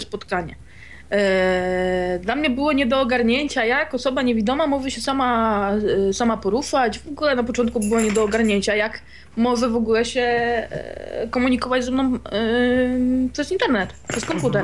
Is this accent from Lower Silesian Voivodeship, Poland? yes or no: yes; a small town near Wrocław, Lower Silesian Voivodeship, Poland; ja jestem z małej miejscowości spod Wrocławia